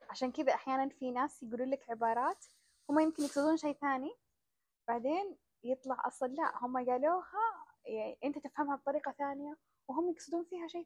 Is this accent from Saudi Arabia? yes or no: yes; Saudi Arabia; هنا احنا عندنا في السعودية لما نتعطل في الطريق